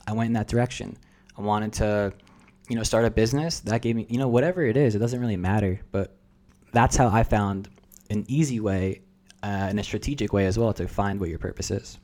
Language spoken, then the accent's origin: English; New Jersey, United States; first language Russian; English is a second language; moved away as an adult; now in San Diego, United States; I'm a first generation American. And that was a unique experience growing up, like, in New Jersey with Russian parents